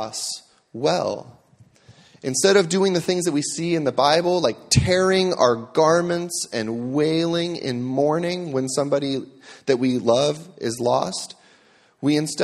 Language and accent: English; United States; As American Christians